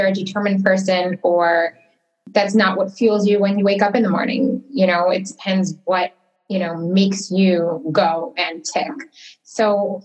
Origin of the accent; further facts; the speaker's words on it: Detroit, Michigan, United States; moved away as an adult; also born or lived in Toronto; now in Miami Beach, United States; So I come from Detroit, Michigan. Actually, that is where I was born and raised